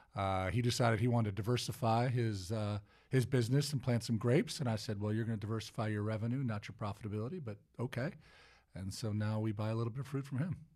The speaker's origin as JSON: {"language": "English", "town": "Cleveland", "region": "Ohio", "country": "United States", "tie": "born or raised there", "moved": "yes", "said": "I'm originally from Cleveland, Ohio. Uh, so, uh, I, uh, grew up in the eastern suburbs of Cleveland"}